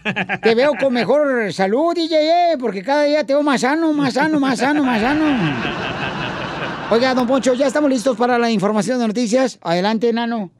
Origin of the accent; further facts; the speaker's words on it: Ocotlán, Jalisco, Mexico; Yo soy de la colonia Florida y por la calle Iturbide